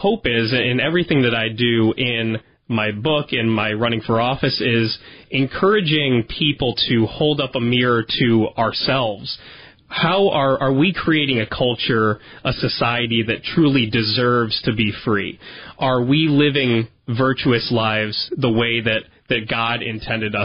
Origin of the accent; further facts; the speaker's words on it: Chardon, Ohio, United States; I was born and raised in Chardon, Ohio, so I'm a lifelong Northeast Ohioan